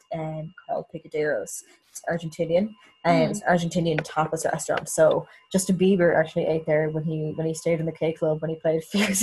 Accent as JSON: {"language": "English", "region": "County Meath", "country": "Ireland", "said": "I said I was from Meath"}